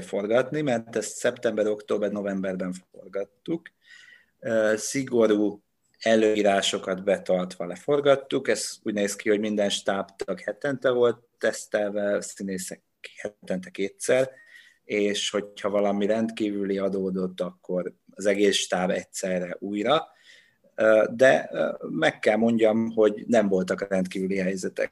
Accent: Dombóvár, Tolna, Hungary; moved away as an adult; Onnan, ahonnan én jövök, Dombóváron nem ismertem senkit

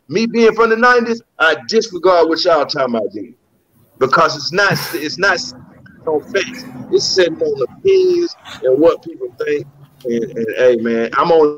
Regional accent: the South, United States; I'm from the South

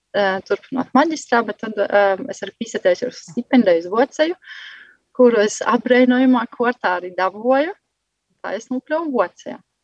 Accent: Vecmokas, Latgale, Latvia; moved away as an adult; also born or lived in Galēni; now in Germany; es nāku no Vudsmaižas

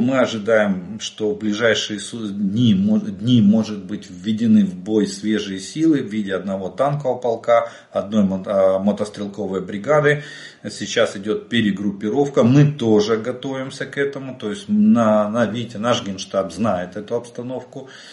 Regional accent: Ukraine; мы из Украины

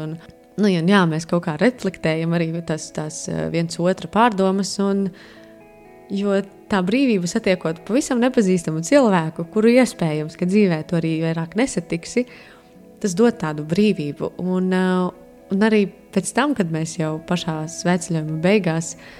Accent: Latvia; es no Latvijas

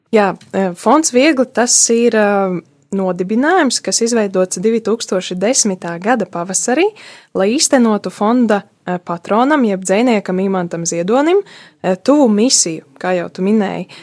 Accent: Subate, Augšdaugava Municipality, Latvia; manā dzimtajā pilsētā, dzimtajā pusē, Subatē

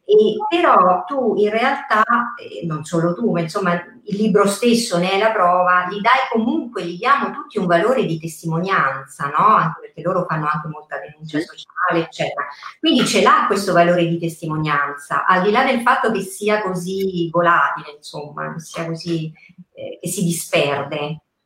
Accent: Rome, Lazio, Italy; io essendo romana

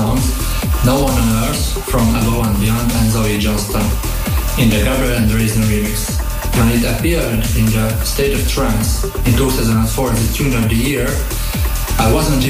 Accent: Budapest, Hungary; from Budapest, Hungary

